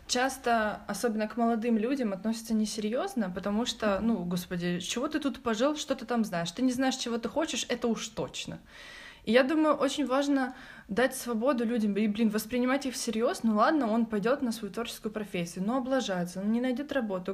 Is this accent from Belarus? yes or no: no; Kryvyi Rih, Dnipropetrovsk Oblast, Ukraine; Я лежала в больнице в городе Кривом Роге, откуда я родом